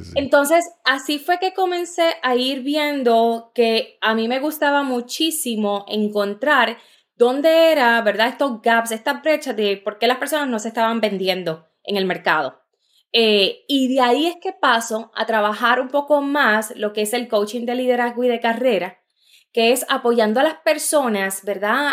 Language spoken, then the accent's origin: Spanish; Juncos, Puerto Rico; moved away as an adult; also born or lived in New York; Yo nací en Nueva York. Eh, mi papá es puertorriqueño, y mi mamá es de Ecuador. Entonces, como a los tres años deciden eh, que quieren llevarnos a Puerto Rico